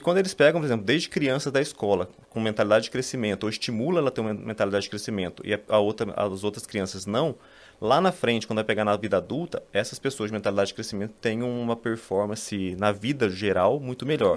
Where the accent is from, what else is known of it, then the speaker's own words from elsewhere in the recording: São Paulo, Brazil; sou aqui de São Paulo